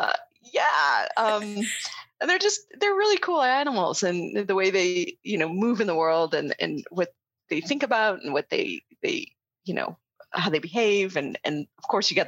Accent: Northern Nevada, United States; I grew up in Northern Nevada

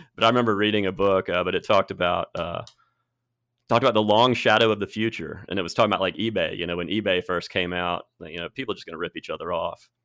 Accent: Birmingham, Alabama, United States; moved away as an adult; also born or lived in Cherokee Bend; now in Tuscaloosa, United States; I grew up in Birmingham. I moved here, let's see, twenty twelve, I was thirty-two

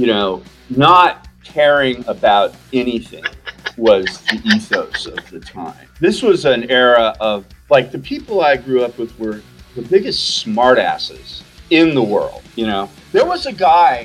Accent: Southern California, United States; moved away as an adult; also born or lived in Western Washington State; now in Palm Springs, United States; Growing up, I'm from Southern California where I've lived most of my life. You know, I grew up in swimming pools and going to the beach.

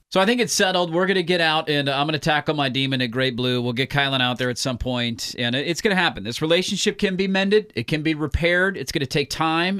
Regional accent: Portland, Oregon, United States; growing up around East Moreland

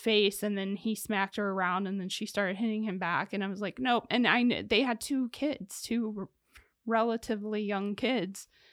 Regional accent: Ohio, United States; I come from Ohio in a city

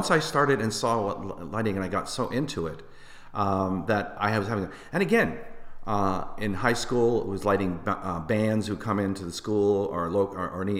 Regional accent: Windsor, Ontario, Canada; got started in my first year of high school uh, at Riverside High in Windsor, Ontario. I'm Canadian, if you haven't heard my accent uh, uh filtering through.

